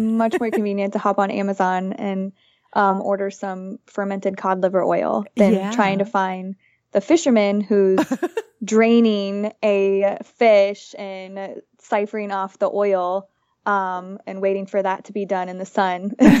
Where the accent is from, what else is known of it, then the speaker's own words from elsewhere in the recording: Florida, United States; moved away as an adult; now in Nicaragua; I grew up in Florida in a small town.